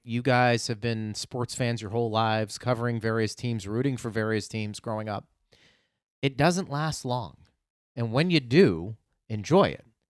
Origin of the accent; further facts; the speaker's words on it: Pittsburgh, Pennsylvania, United States; moved away; I grew up in Pittsburgh